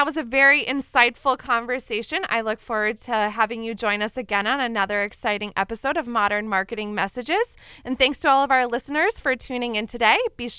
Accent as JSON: {"language": "English", "region": "Wisconsin", "country": "United States", "said": "I mean, I'm from Wisconsin, and so I say, oh, and you betcha"}